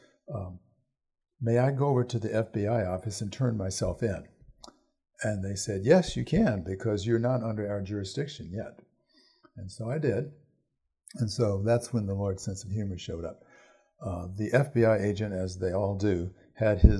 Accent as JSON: {"language": "English", "region": "Virginia", "country": "United States", "said": "I'm also from Virginia, which is far more patriotic in that sense than Wisconsin."}